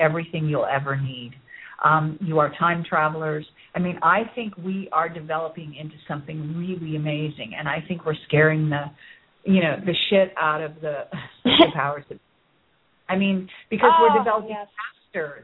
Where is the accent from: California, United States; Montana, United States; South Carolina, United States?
California, United States; Bay Area; I grew up in the Bay Area, where Apple Computer was, you know, kind of created